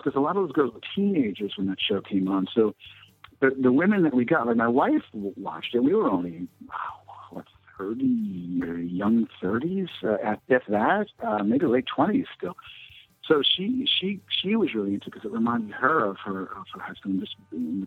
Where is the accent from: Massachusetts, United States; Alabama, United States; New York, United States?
New York, United States; Long Island; I grew up in Long Island